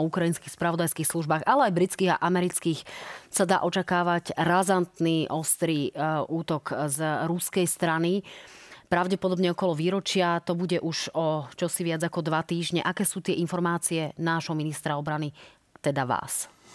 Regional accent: Slovakia; my doma na Slovensku

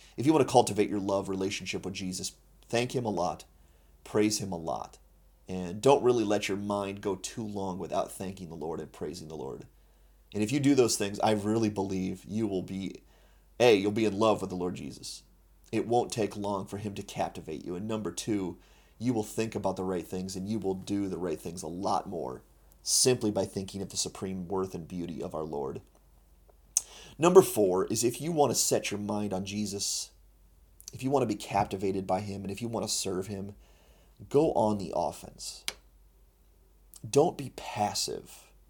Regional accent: United States; I'm an American Christian

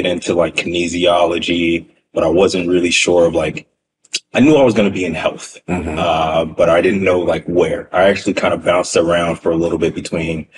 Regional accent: San Diego, California, United States; moved away as an adult; now in New York, United States; I grew up in San Diego my whole life

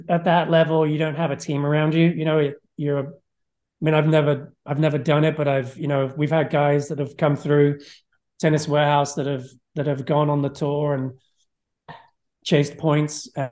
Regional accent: England, United Kingdom; moved away as an adult; also born or lived in Florida, United States; now in United States; I grew up in England

